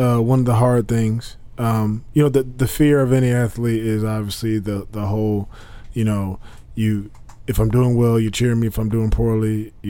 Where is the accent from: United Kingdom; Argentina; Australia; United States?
United States; I'm an American.